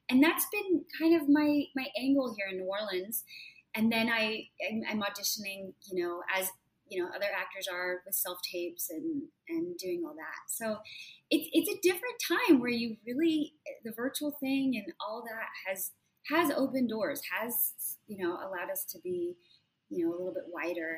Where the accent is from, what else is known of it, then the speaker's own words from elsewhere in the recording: Nuremberg, Bavaria, Germany; born there; I was born in Nuremberg, but I was a student in Konstanz, which is like a really on the southern border right across from Switzerland, literally across the border.